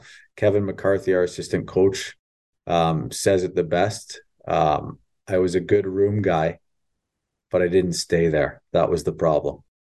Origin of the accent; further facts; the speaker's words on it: Ontario, Canada; I grew up in Southern Ontario. I met my wife at Windsor, in University of Windsor, and I went up north, so I knew no one.